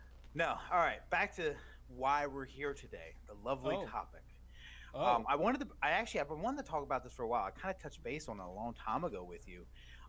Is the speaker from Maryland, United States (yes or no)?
yes; Maryland, United States; now in Myrtle Beach, United States; growing up in Maryland